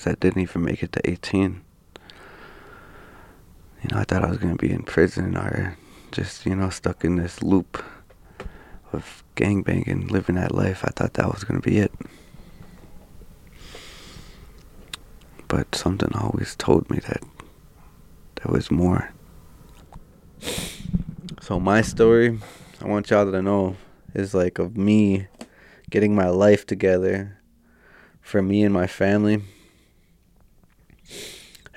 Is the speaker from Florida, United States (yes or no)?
no; Minneapolis, Minnesota, United States; also born or lived in Fond du Lac Reservation, Minnesota; I was born in Minneapolis, 91, in Hennepin County, you know, right downtown Minneapolis